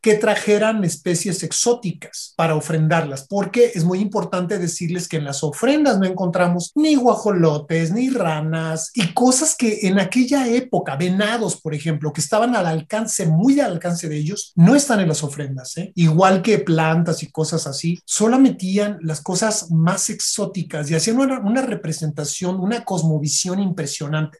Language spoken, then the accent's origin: Spanish; Michoacán, Mexico; also born or lived in Coahuila; Yo nací en Coahuila, pero crecí en Michoacán